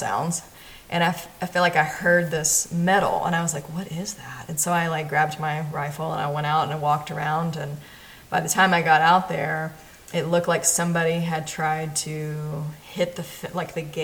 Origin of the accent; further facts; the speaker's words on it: Knoxville, Tennessee, United States; moved away as an adult; also born or lived in Nashville, Tennessee; now in New Mexico, United States; I came from Knoxville. Knoxville, Tennessee. My whole family's still there. I was the one who kind of left. And was there 18 years